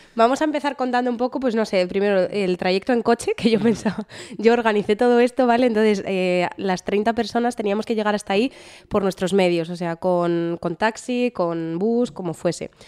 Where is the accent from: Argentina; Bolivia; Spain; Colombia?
Spain; now in Netherlands; somos españoles